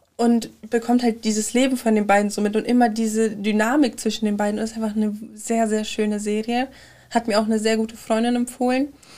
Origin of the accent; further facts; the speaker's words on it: Germany; als Deutsche mit der Synchronisationskultur, die wir hier haben